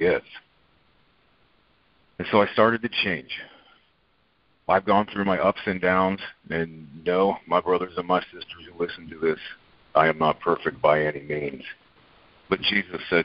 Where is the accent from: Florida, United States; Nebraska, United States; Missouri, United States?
Nebraska, United States; Omaha; I have grown up in Omaha, Nebraska my whole life